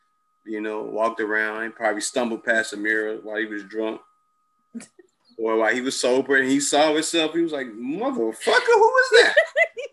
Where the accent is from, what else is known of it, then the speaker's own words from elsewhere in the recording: Chicago, Illinois, United States; we're both from Chicago